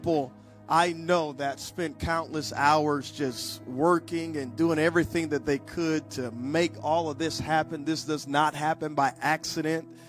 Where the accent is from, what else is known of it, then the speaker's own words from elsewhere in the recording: United States; also born or lived in Louisiana / South Mississippi; we're from Louisiana and South Mississippi.